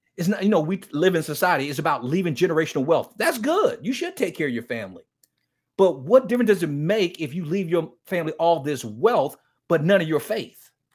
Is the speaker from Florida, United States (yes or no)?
yes; Miami, Florida, United States; I grew up in Miami, Florida, in one of the toughest inner-city ghettos in Miami, Florida